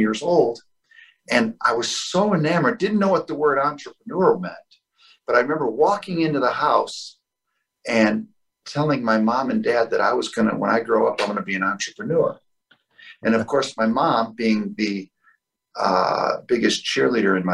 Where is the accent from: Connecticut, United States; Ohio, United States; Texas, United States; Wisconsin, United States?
Ohio, United States; Toledo; moved away as an adult; now in Naples, United States; I come from the Midwest, the Toledo, Ohio area